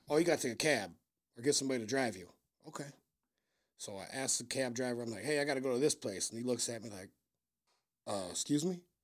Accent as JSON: {"language": "English", "town": "Vancouver", "region": "Washington", "country": "United States", "moved": "as an adult", "lives_now": "Chicago, United States", "said": "I'm from Vancouver, Washington"}